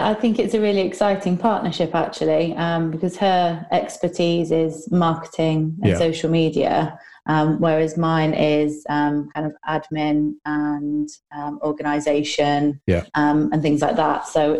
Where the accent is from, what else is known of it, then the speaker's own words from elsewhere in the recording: Newark, New Jersey, United States; So I am from Newark. I currently live in Newark mm-hmm. with my husband and two kids and an array of pets.